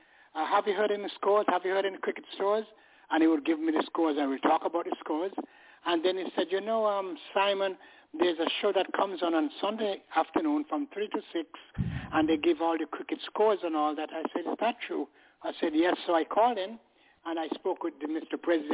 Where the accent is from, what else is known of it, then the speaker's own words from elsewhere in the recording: England, United Kingdom; now in United States; When I moved here from England, I was keeping up with the game and all that in England. I played for a club there